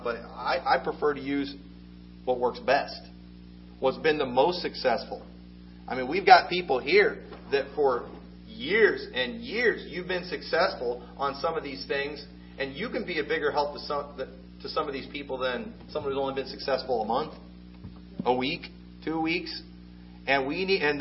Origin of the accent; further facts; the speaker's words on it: United States; I'm an American